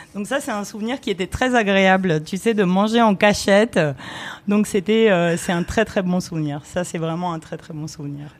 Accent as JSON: {"language": "French", "country": "France", "tie": "born or raised there", "also_born_or_lived": "Romania"}